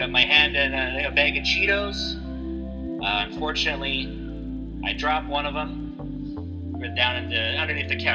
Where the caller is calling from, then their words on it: Barrie, Ontario, Canada; I am calling from Barrie, Ontario.